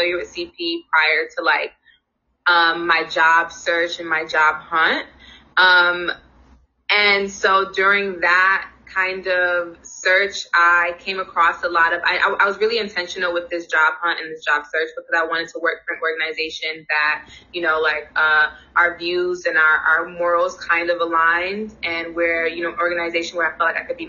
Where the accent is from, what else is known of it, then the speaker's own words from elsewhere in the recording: New York City, New York, United States; also born or lived in New Hampshire / Buffalo, New York / Washington, D.C.; I'm also born and raised in Brooklyn, New York.